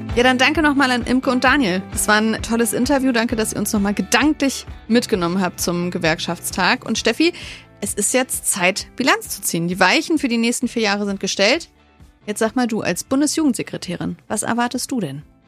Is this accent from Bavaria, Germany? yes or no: no; Wolfsburg, Lower Saxony, Germany; in meiner Heimatstadt Wolfsburg